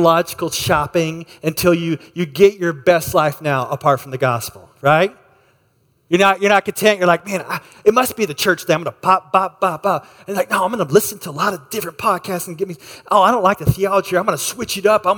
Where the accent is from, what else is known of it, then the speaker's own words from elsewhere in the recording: Texas, United States; moved away; I grew up in Texas